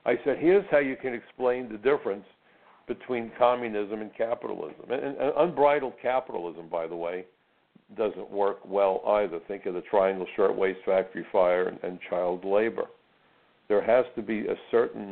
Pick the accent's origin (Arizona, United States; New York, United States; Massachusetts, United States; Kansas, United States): New York, United States; being a New Yorker that I am.